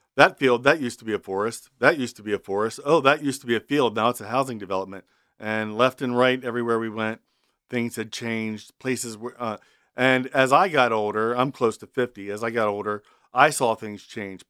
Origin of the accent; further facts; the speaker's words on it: Milford, Delaware, United States; I was born and raised near Milford on the Kent Sussex line